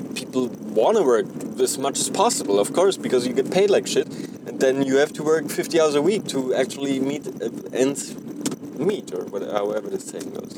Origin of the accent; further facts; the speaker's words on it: Germany; now in North America; I'm originally from Germany